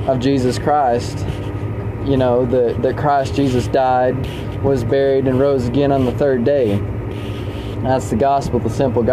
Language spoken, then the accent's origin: English; Lubbock, Texas, United States; also born or lived in Alpine, Texas / Canyon, Texas; I was born in Lubbock, Texas, on April 10th of 2000, and we lived there